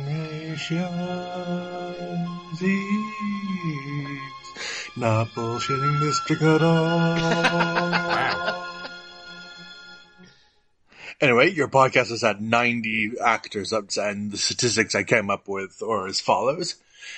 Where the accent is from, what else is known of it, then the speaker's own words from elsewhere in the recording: United States; we Americans